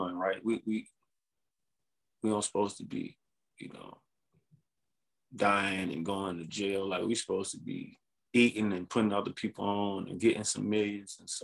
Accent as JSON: {"language": "English", "town": "Atlanta", "region": "Georgia", "country": "United States", "said": "we're from Atlanta."}